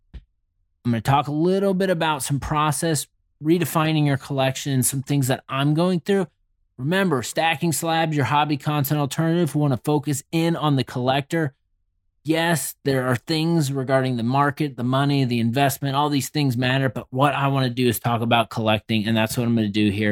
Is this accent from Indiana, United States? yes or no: yes; Indianapolis, Indiana, United States; I am from Indy.